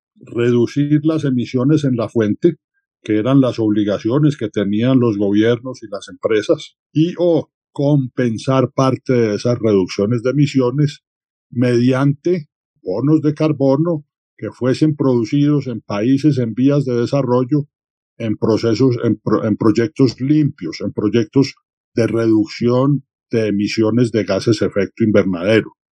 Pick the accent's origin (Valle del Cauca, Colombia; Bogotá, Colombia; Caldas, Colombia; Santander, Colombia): Caldas, Colombia; Manizales; yo nací en Manizales